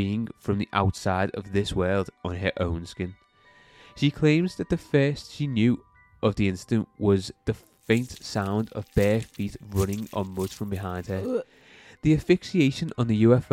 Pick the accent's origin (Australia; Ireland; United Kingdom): United Kingdom; Liverpool, North West England; We're all from Liverpool